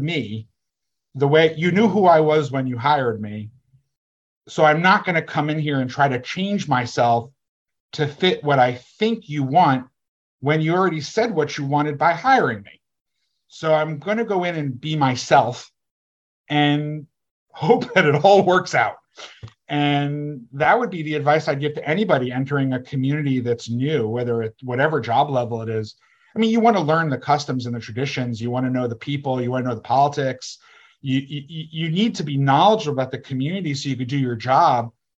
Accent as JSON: {"language": "English", "region": "East Coast", "country": "United States", "also_born_or_lived": "Washington, D.C. / Los Angeles", "moved": "as an adult", "said": "I was from the East Coast."}